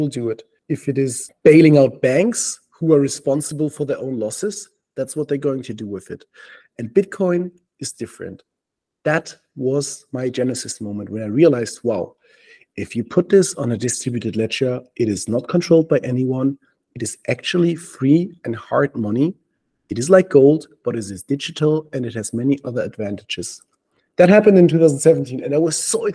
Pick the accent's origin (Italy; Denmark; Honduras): Denmark; moved away; also born or lived in Germany; I was living in Germany and then I moved to Denmark gradually. I'm from Denmark.